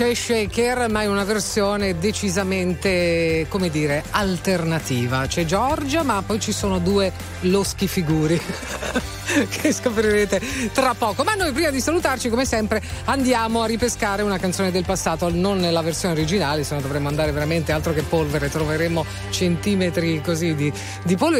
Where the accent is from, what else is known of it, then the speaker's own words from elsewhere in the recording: Apulia, Italy; dalle mie parti in, in Puglia